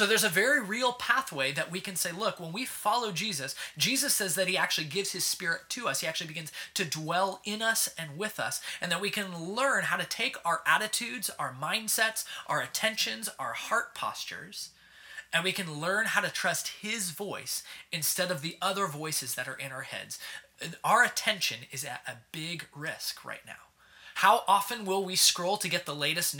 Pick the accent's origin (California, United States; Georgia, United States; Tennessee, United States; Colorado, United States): California, United States; Southern; moved away as an adult; now in Kansas City, United States; I'm from Southern California originally